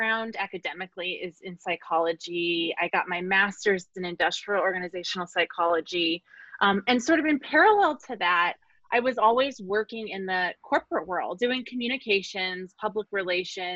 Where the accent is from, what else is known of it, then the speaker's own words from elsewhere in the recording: Arizona, United States; now in San Francisco, United States; I grew up in Arizona, where you really have to look for leaves changing.